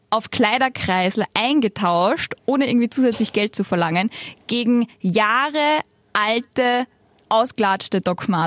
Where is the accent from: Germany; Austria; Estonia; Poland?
Austria; ich bin ja Österreicherin